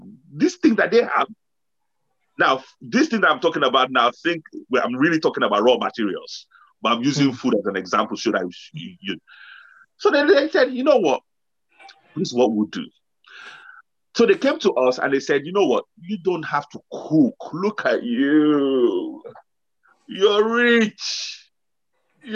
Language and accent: English; Osun, Nigeria; we come from a region in Nigeria where cocoa grows like backyard. It just grows. It becomes even a nuisance. Where we come from Osun State